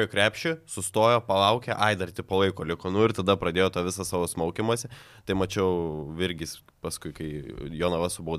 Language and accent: Lithuanian; Raseiniai, Kaunas County, Lithuania; aš iš Rasenio, žinok, tai patikėk tokie nedideli, nu aišku, aš dar iš mažesnio